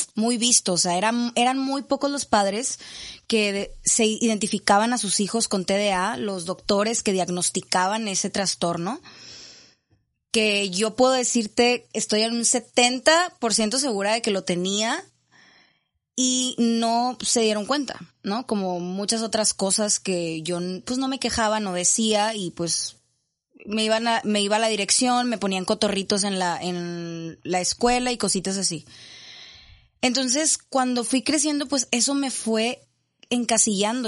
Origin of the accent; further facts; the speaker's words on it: Monterrey, Nuevo León, Mexico; yo soy de aquí de Monterrey